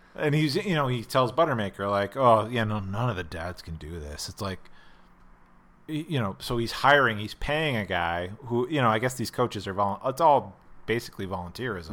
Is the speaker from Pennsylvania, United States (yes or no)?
yes; Pennsylvania, United States; now in Los Angeles, United States; I grew up in in Pennsylvania where you ha, you can only buy your beer in one place